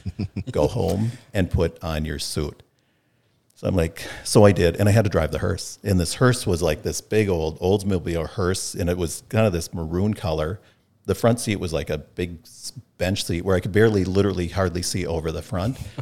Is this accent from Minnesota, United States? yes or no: yes; North Mankato, Minnesota, United States; grew up in North Mankato